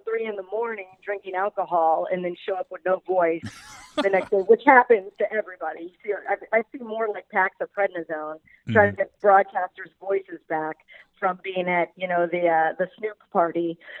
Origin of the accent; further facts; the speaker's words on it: East Coast, United States; I'm from the East Coast. It's not like I'm some LA cream puff, but I was dying out there.